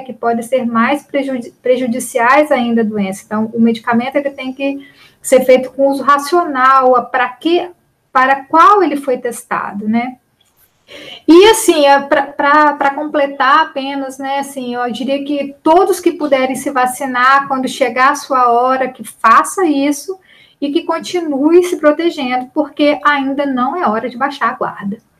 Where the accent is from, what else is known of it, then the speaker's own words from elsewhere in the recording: Linhares, Espírito Santo, Brazil; eu sou uma capixaba